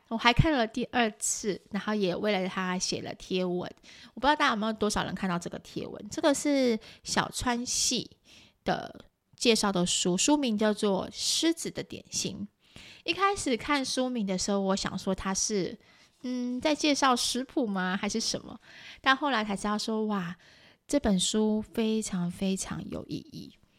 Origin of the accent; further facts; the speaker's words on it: Taiwan; 就我们台湾人来看